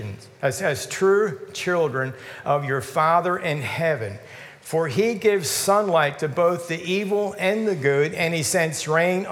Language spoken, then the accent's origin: English; United States; We have a citizenship here as American citizens